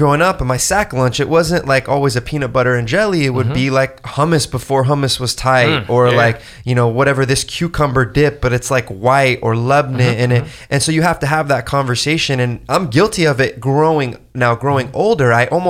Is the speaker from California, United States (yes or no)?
yes; California, United States; In Orange County.